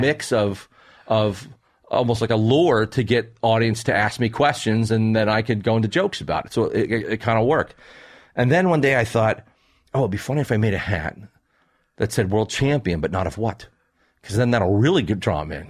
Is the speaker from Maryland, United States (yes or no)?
yes; Maryland, United States; I grew up, where I grew up in Maryland